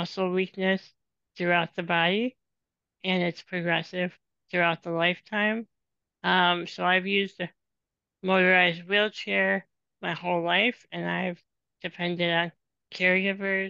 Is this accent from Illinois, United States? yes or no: yes; Illinois, United States; moved away as an adult; now in Madison, United States; I am originally from Illinois, and I grew up in a very small town in Illinois, and then I moved up to Madison, Wisconsin, a little over 10 years ago for grad school